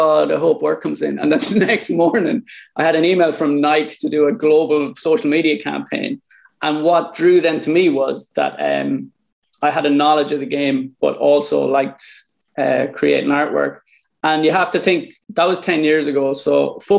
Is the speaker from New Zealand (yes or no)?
no; Ireland; also born or lived in New York; I was born in Ireland in 1987.